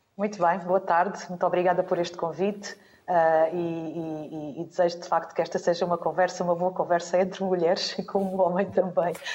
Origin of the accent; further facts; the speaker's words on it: Reguengos de Monsaraz, Alentejo, Portugal; Eu sou de um conselho do interior, o Conselho de Requengos de Monsaraz, do Distrito de Évora, sou de um conselho alentejano